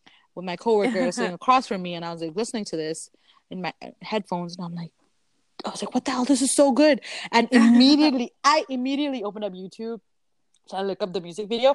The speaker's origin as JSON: {"language": "English", "region": "central Canada", "country": "Canada", "said": "we're Canadian, we're in Canada"}